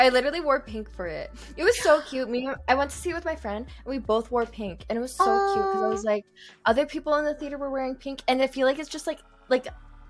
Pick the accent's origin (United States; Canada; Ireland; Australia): Canada; Calgary, Alberta; my city I'm from. Okay, people know I'm from Calgary. It's very small. It's very, very small.